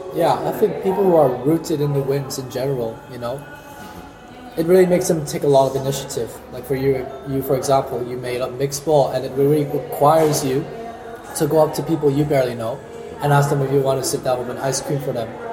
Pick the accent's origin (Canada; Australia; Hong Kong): Hong Kong; now in Pamplona, Spain; I'm from Hong Kong. And in Hong Kong, you see, I'm not exactly originated from China.